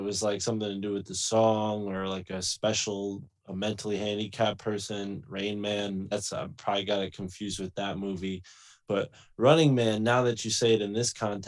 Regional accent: New England, United States; I'm from New England

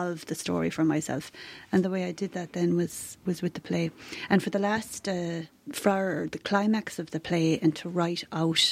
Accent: Tarbert, Munster, Ireland; I'm from Tarbert

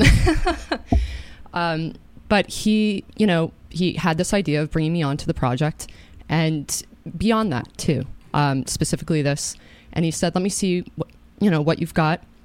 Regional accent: Katonah, New York, United States; I grew up in Katona.

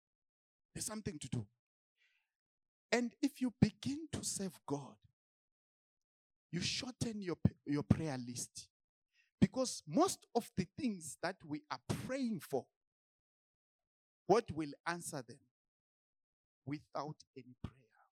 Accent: Zimbabwe; because I came from Zimbabwe, I just went to the church.

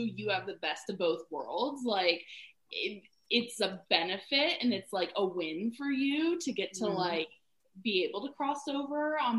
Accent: the South, United States; growing up in the South.

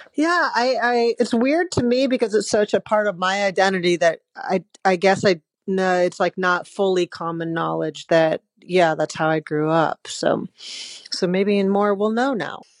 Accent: Atlanta, Georgia, United States; I grew up in Atlanta

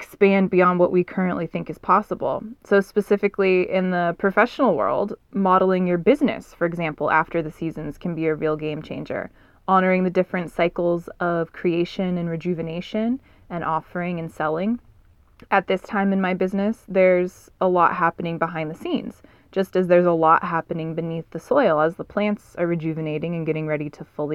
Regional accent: Southern California, United States; I'm a Southern California girl

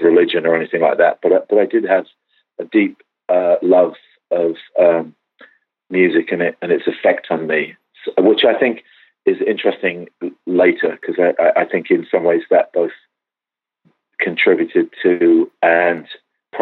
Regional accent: England, United Kingdom; now in Los Angeles, United States; I'm actually English, and I grew up in a decidedly non-religious environment.

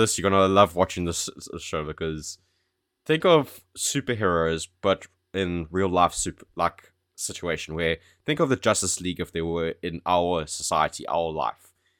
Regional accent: South Africa; now in United Kingdom; Remember how I moved to the UK from South Africa?

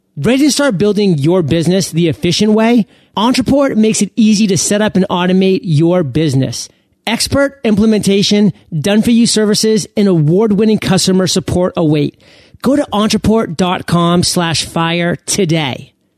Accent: United States; one of the few born and bred Americans

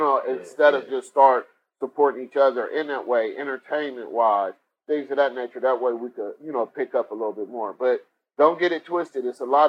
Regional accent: Cleveland, Ohio, United States; Like, if you go to my hometown, Cleveland, you got barbecue spot restaurant all over the place.

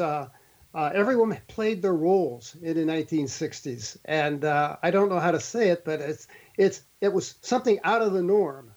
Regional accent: St. Louis, Missouri, United States; moved away; I grew up in St. Louis City

